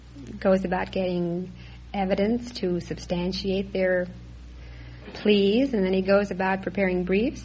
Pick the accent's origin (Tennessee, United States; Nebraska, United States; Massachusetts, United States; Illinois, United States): Illinois, United States; Chicago; moved away as an adult; now in Los Angeles, United States; Well, I'm as local as almost anyone in Los Angeles. I'm living here now, but I'm originally from Chicago.